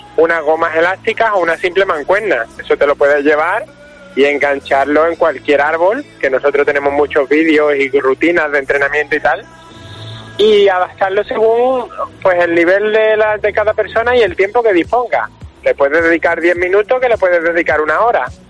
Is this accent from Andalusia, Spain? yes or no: yes; Málaga, Andalusia, Spain; nosotros que somos de Málaga